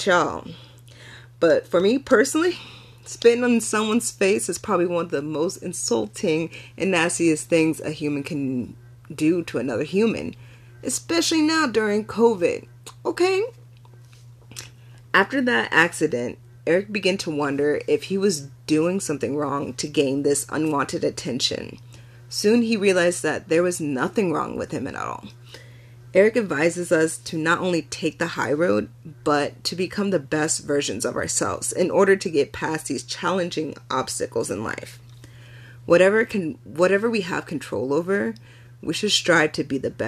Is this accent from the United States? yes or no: yes; United States; I was born in America too, and I could speak English perfectly fine, growing up as an African American kid in a predominantly white neighborhood and school